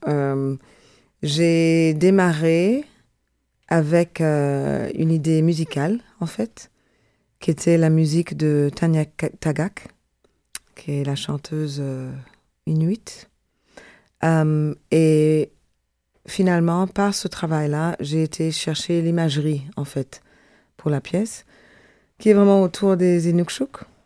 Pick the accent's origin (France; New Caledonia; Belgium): Belgium; Brussels, Brussels-Capital Region; moved away as an adult; also born or lived in Jamaica; now in Montreal, Canada; je suis une vraie Zinneke. Je suis une bruxelloise.